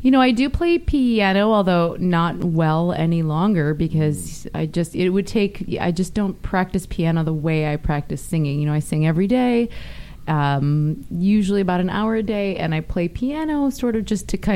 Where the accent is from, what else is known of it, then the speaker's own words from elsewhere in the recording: Sauk Rapids, Minnesota, United States; now in Los Angeles, United States; I grew up in Sauk Rapids, Minnesota.